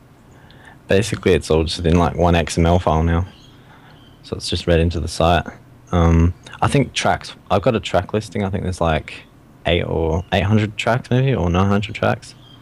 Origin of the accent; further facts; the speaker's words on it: Australia; I'm from Australia